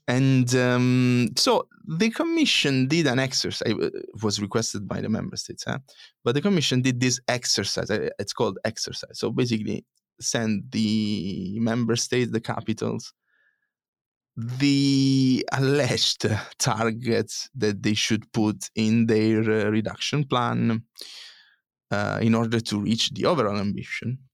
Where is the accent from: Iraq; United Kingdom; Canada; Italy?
Italy; moved away; my home country, Italy